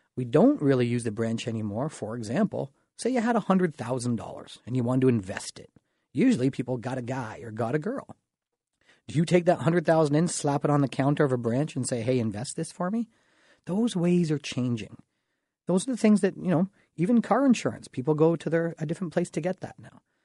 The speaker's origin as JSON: {"language": "English", "town": "Dorchester", "region": "Ontario", "country": "Canada", "tie": "born or raised there", "said": "I'm from the Dorchester area. You know, kinda raised, small town thought, small town boy, population about five thousand people"}